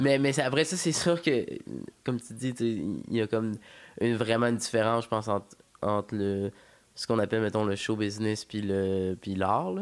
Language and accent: French; Quebec City, Quebec, Canada; first language French; J'ai grandi à Courville